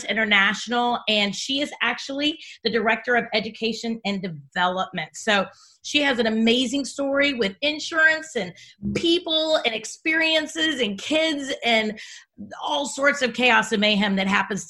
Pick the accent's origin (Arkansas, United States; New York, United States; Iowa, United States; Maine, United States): Iowa, United States; I grew up in Iowa